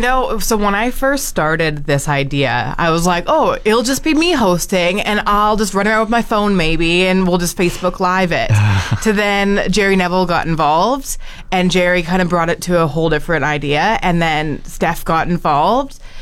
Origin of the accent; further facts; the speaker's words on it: Alberta, Canada; also born or lived in Sylvan Lake, Alberta; now in Fort McMurray, Canada; I moved here in 2020 from uh, Sylvan Lake, Alberta. So I'm Alberta raised, but I've been here for a couple of years now.